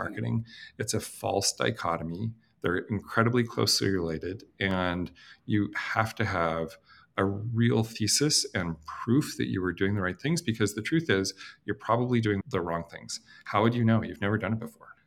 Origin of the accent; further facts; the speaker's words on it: Canada; I'm Canadian